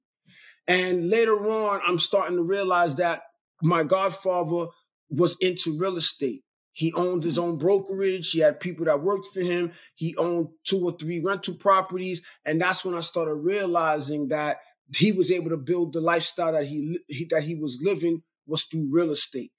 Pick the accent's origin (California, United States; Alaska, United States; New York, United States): New York, United States; Brooklyn; also born or lived in Queens, New York; now in Long Island, United States; we all lived in a small 3-bedroom apartment in the projects in Brooklyn, New York. I'm from Brooklyn, okay. born in Queens